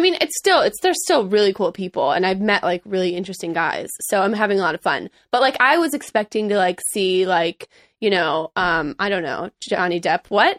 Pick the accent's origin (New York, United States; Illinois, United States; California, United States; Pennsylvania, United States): Illinois, United States; Chicago; also born or lived in Missouri; now in Los Angeles, United States; I grew up in Chicago, Illinois, mm-hmm. more specifically suburbs